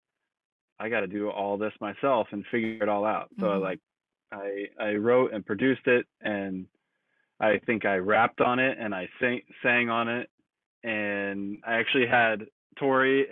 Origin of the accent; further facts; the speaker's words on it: Ohio, United States; also born or lived in New York; now in Los Angeles, United States; I am also from the Midwest, originally born in New York, but we both kind of grew up in Ohio